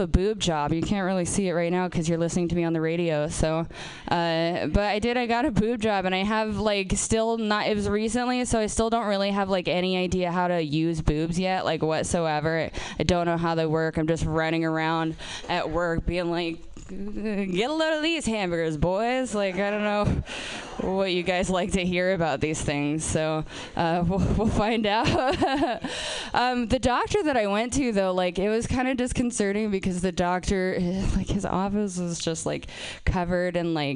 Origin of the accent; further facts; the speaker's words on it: Portland, Oregon, United States; I'm from Portland. I'm from Portland, Oregon.